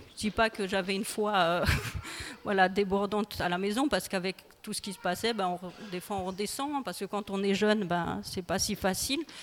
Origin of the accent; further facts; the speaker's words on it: Colmar, Grand Est, France; moved away as an adult; also born or lived in Île-de-France; now in Guebwiller, France; je suis originaire de l'Alsace. J'ai grandi en Alsace